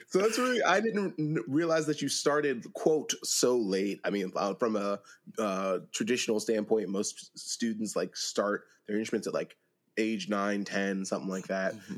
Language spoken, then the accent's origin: English; Pennsylvania, United States; I'm from Pennsylvania.